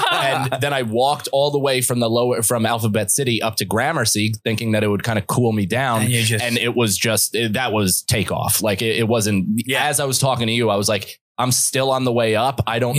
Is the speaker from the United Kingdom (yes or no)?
no; Ireland; But yeah, I mean, I'm Irish. My body fucking hangs on to alcohol like it's imperative to live.